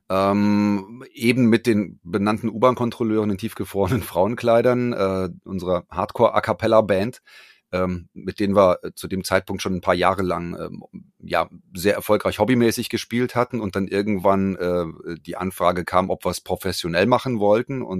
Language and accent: German; Frankfurt, Hesse, Germany; born there; Richtig, ich bin gebürtiger Frankfurter, lebe in Frankfurt